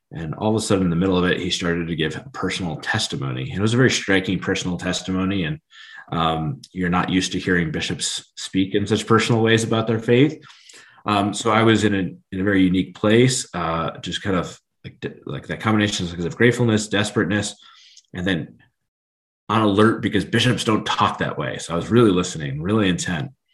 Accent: Steubenville, Ohio, United States; moved away; I grew up in Steubenville

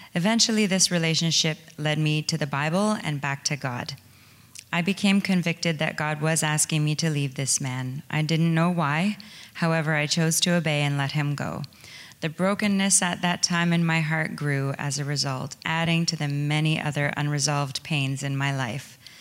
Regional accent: small towns outside London, Ontario, Canada; I was born in London, Ontario, and I grew up in a small, well, small towns outside of the city

